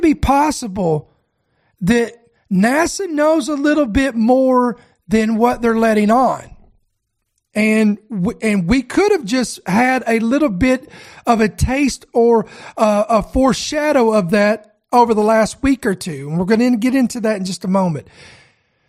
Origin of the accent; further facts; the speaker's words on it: Kentucky, United States; I am born and raised in Kentucky